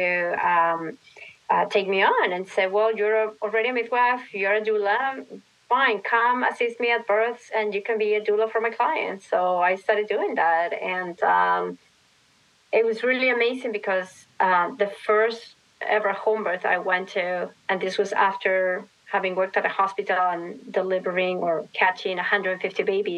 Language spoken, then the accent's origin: English; Lima, Peru; moved away as an adult; now in New York City, United States; I grew up in Lima, yeah. Lima, Peru. Yes, so hence my accent.